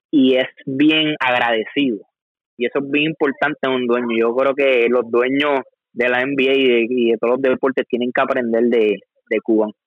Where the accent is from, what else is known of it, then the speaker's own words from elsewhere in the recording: Puerto Rico; como, como boricua